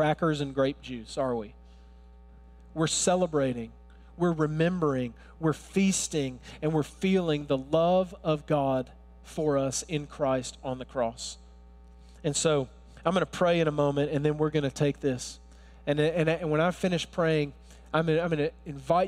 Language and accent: English; Alabama, United States; accent: Alabama; I was born and raised in Alabama. If you're wondering, where's that accent from? I can't, it's not Brooklyn, it's Alabama.